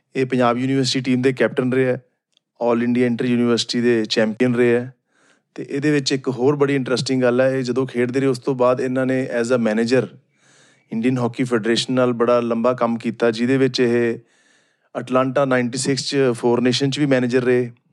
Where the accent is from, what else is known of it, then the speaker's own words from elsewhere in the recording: Firozpur, Punjab, India; ਮੈਂ ਫਿਰੋਜ਼ਪੁਰ ਤੋਂ ਬਿਲੋਂਗ ਕਰਦਾ